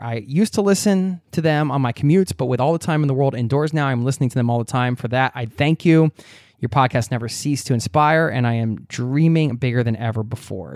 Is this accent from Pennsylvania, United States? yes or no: yes; Newtown, Pennsylvania, United States; moved away; I grew up in Newtown, which is in Bucks County outside of Philadelphia